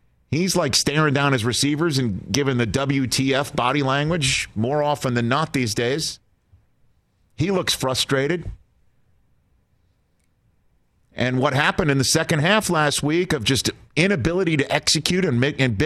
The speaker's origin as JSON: {"language": "English", "region": "New York", "country": "United States", "said": "I'm a New Yorker, and I'm prideful about it"}